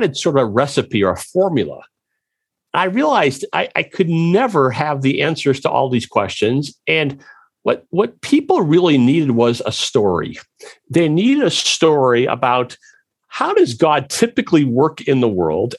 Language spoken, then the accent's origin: English; Wisconsin, United States; now in Chattanooga, United States; I'm from Wisconsin